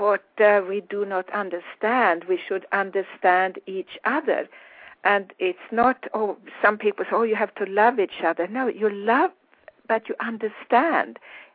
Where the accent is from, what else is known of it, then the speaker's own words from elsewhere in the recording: Sweden; accent: Swedish international; English is a second language; now in United States; I'm Swedish, and of course I speak with my Swedish international accent.